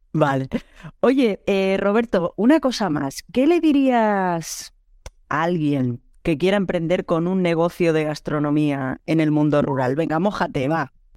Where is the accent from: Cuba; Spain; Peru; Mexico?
Spain; Catalonia; moved away as an adult; also born or lived in Lleida; now in France; como buena catalana